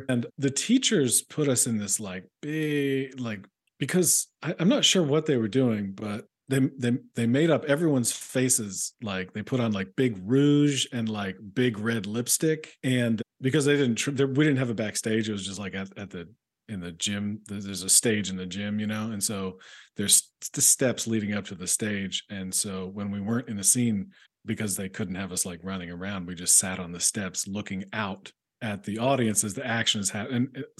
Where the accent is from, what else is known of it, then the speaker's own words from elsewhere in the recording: Chapel Hill, North Carolina, United States; moved away as an adult; also born or lived in Athens, Georgia / Chicago / New York; now in Los Angeles, United States; I'm from Chapel Hill, North Carolina. So mm-hmm. that's, you know, that's where UNC is, and mm-hmm. basketball is kind of a king there.